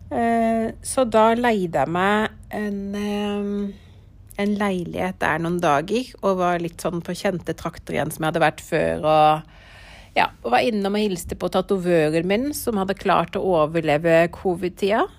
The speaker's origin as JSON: {"language": "Norwegian", "country": "Norway", "said": "jeg er vant til fra Norge"}